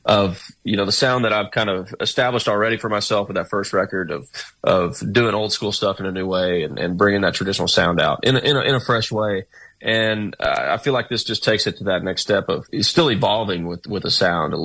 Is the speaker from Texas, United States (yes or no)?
yes; Fort Worth, Texas, United States; growing up in Texas